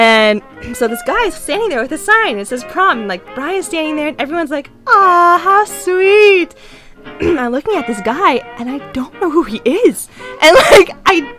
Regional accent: Canada; moved away; also born or lived in California; I'm Canadian, but like no one knew that because I was in California

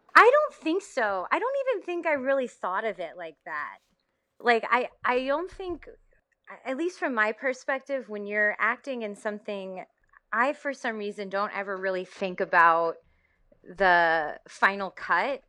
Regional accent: Tennessee, United States; I'm from Tennessee

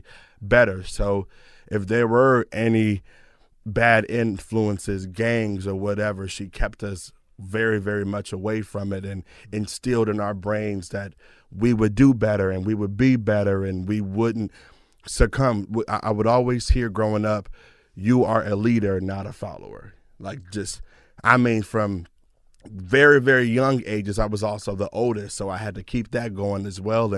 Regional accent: Detroit, Michigan, United States; moved away as an adult; now in Irvine, United States; a Detroiter

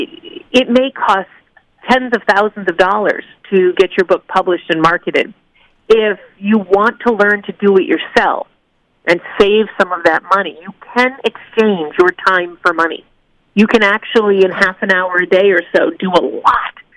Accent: New England, United States; I'm from New England. We're very, you know, we don't say nice things about ourselves

